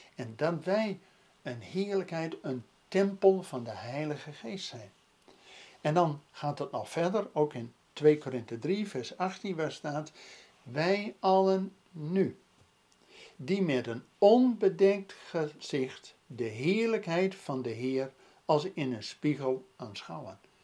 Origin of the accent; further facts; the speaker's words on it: Netherlands; ook als Nederlanders